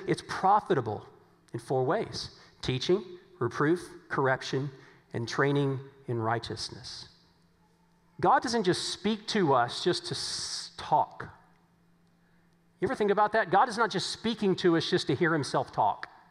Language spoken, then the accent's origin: English; Virginia, United States; moved away; as we said back in Virginia